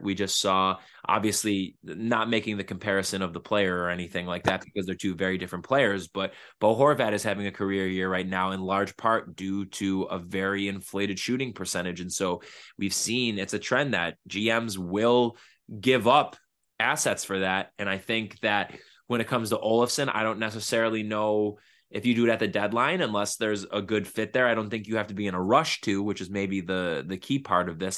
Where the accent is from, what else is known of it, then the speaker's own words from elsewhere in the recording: Buffalo, New York, United States; I'm also from South Buffalo